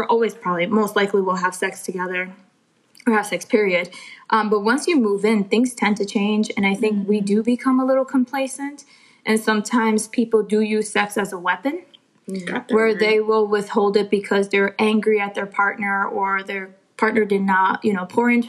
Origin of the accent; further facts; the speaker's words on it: Connecticut, United States; moved away as an adult; now in Charlotte, United States; I'm originally from Connecticut